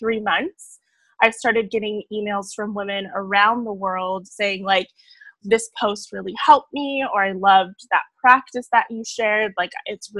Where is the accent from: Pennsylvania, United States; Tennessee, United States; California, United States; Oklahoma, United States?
California, United States; San Diego; I'm actually originally from San Diego, California